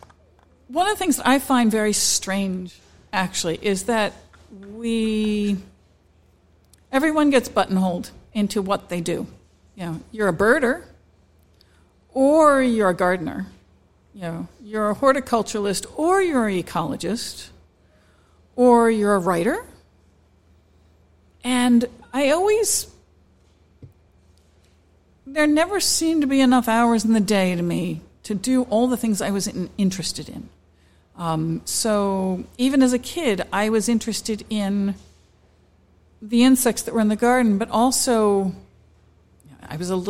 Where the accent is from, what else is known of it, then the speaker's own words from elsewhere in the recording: Delaware, United States; also born or lived in North Carolina; I'm originally from Delaware.